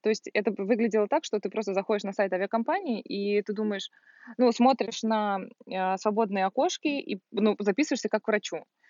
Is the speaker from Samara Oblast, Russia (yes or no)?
no; Volgograd, Volgograd Oblast, Russia; moved away as an adult; я из Волгограда, и я там заканчивала